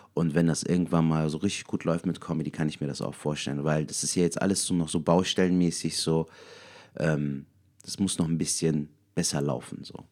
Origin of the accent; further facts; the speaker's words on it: Cologne, North Rhine-Westphalia, Germany; wir sind aus Köln. ich bin sogar eine Kölsche Junge